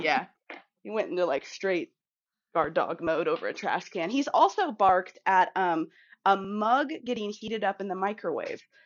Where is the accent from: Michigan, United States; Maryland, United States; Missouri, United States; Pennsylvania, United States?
Missouri, United States; Kansas City; I'm from Kansas City